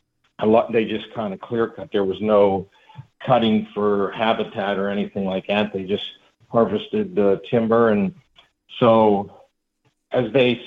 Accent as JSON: {"language": "English", "region": "Pennsylvania", "country": "United States", "tie": "born or raised there", "said": "But yeah, I'm from Pennsylvania, kind of southwest PA. That's where I grew up, and I still live in the area. I'm 42 years old."}